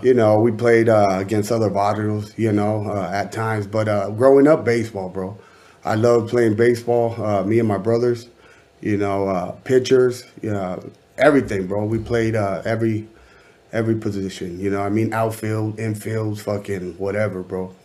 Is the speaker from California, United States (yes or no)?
yes; Anaheim, California, United States; I'm from Anaheim, California.